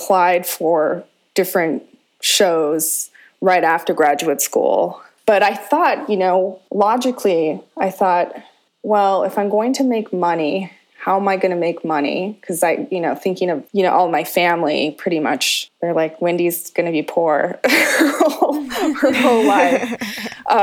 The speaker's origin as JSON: {"language": "English", "area": "Crow Indian Reservation", "region": "Montana", "country": "United States", "tie": "born or raised there", "also_born_or_lived": "Los Angeles", "moved": "as an adult", "lives_now": "Portland, United States", "said": "So I'm originally from Montana. I grew up on the Crow Indian Reservation"}